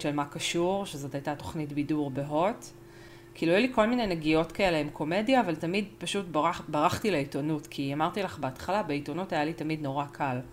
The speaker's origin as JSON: {"language": "Hebrew", "country": "Argentina", "said": "אני ארגנטינאית"}